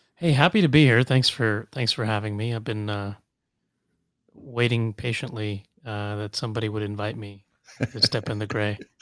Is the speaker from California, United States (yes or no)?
yes; Los Angeles, California, United States; also born or lived in Kuwait; now in Washington, D.C., United States; I grew up in Los Angeles, went to U C L